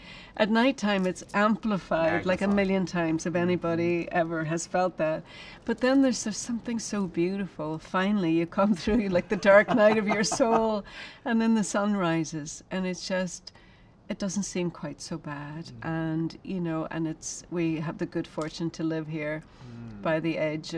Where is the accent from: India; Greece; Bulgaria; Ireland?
Ireland; now in United States; I'm an Irish woman. I've lived in America for a long time